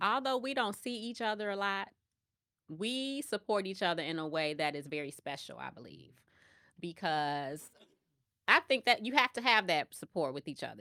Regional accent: Chicago, Illinois, United States; moved away as an adult; now in Atlanta, United States; we are both, um, born and raised in Chicago

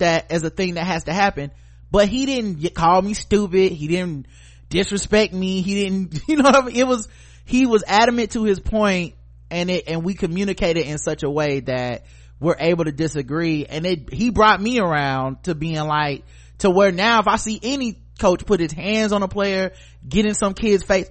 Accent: North Carolina, United States; I live in North Carolina

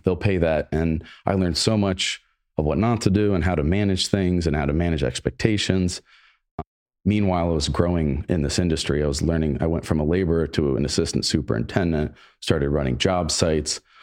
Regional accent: Granville, Ohio, United States; I ended up going to the local O S U branch my first year out of high school, worked full-time, went to college full-time, got on the dean's list just by, honestly, from the Granville education

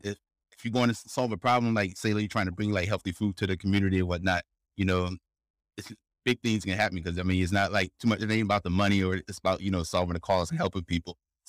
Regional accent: Philadelphia, Pennsylvania, United States; also born or lived in Chester; now in Singapore; but when I was born in Chester, Pennsylvania, right out, and I stayed some time in South Philly. And I grew up there for, you know, what, 15 years, 20 years.

